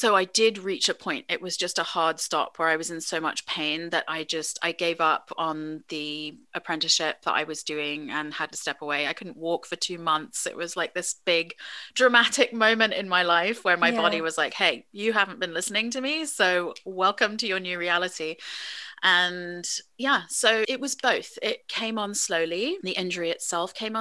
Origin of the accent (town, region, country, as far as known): England, United Kingdom; born or raised there; moved away as an adult; now in United States